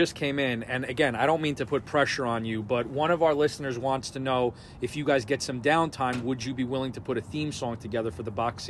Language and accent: English; New York, United States; I grew up on the New York hardcore scene of the 90s